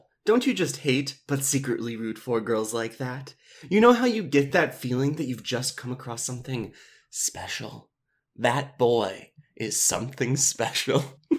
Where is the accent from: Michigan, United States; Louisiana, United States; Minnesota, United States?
Minnesota, United States; Minneapolis; small Midwestern town growing up in Minneapolis.